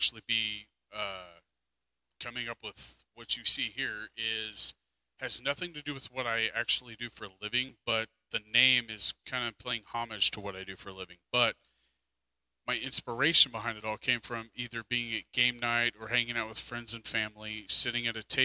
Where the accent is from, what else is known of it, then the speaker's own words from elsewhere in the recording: United States; as an American citizen